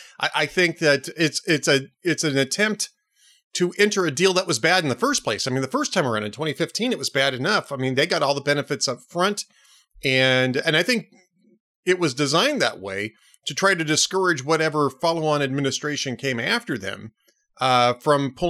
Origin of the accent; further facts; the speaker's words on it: California, United States; moved away as an adult; I'm a California native